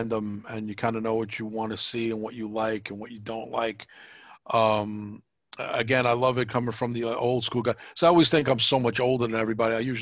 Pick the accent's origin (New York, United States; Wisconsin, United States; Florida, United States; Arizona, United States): New York, United States; being a New Yorker.